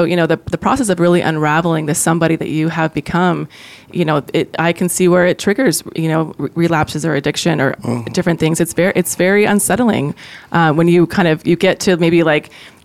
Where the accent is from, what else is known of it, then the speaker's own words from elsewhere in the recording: Chicago, Illinois, United States; also born or lived in Ohio; childhood when we moved from Ohio to Chicago